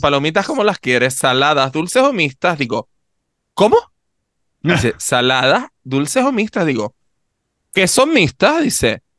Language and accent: Spanish; Canary Islands, Spain; accent: Canarian; los canarios cuando vamos fuera nos volvemos imbéciles. O, porque a mí me pasa que de repente estoy fuera y como escucho gente que no tiene mi acento, me canarizo más todavía.